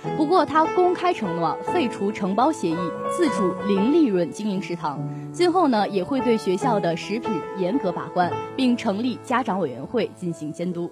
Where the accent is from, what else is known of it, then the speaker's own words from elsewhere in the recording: China; 自己作为一个中国人是深深感到骄傲